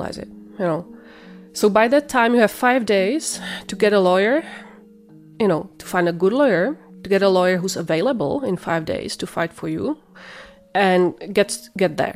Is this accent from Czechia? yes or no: yes; Czechia; moved away as an adult; now in Kitchener, Canada; We are from the Czech Republic. We came in 2015.